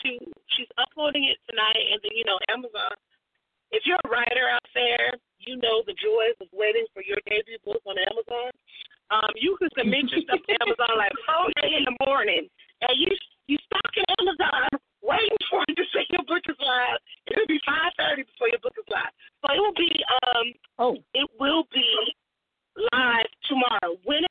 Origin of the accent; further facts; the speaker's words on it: New York, United States; born there; I was born in New York.